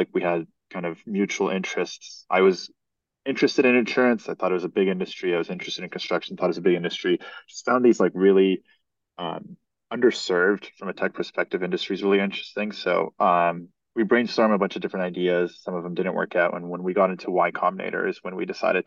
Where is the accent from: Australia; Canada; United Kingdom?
Canada; So I grew up in Canada, went to school in Canada, and right outside of Toronto, I studied psychology and economics.